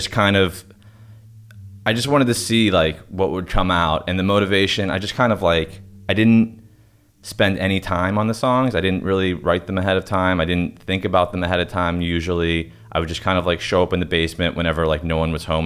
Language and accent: English; Pittsburgh, Pennsylvania, United States; moved away; I was living at home. I'm from Pittsburgh. I was living at home in my parents' basement.